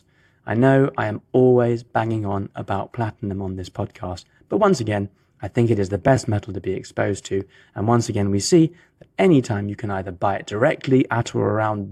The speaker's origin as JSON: {"language": "English", "country": "United Kingdom", "moved": "yes", "lives_now": "Geneva, Switzerland", "said": "my home country"}